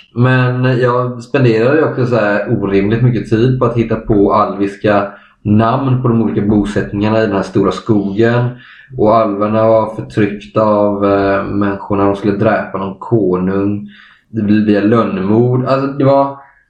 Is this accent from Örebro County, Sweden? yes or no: no; Kalmar County, Sweden; jag och både Adam och Adam, vi, vi kommer från Öland, samma ö